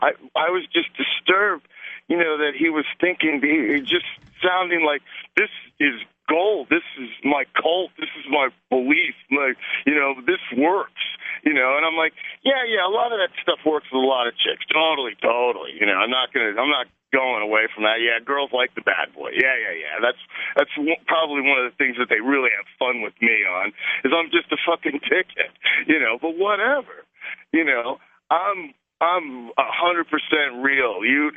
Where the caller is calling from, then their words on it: Arizona, United States; Yeah, that's freezing. I'm in Arizona.